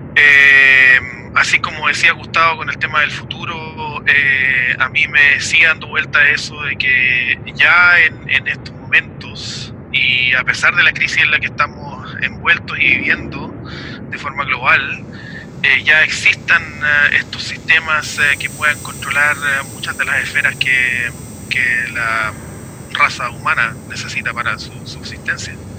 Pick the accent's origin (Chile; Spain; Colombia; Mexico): Chile; also born or lived in Puerto Montt, Chile / New Zealand; de Chile, obviamente, como mi país de origen